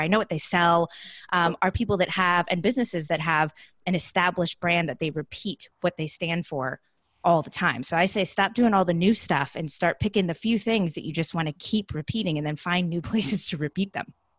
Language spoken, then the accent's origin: English; Southern California, United States; moved away as an adult; also born or lived in Columbus, Ohio; now in San Diego, United States; I'm originally from Southern California.